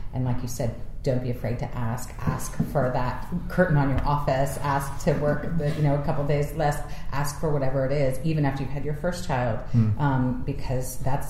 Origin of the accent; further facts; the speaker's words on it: United States; moved away as an adult; also born or lived in San Francisco; now in United Kingdom; I'm American.